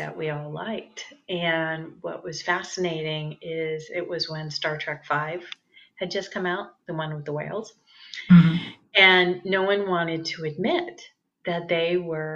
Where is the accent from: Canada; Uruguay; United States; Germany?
United States; San Francisco, California; moved away as an adult; also born or lived in Santa Barbara, California; I grew up in the San Francisco Bay Area.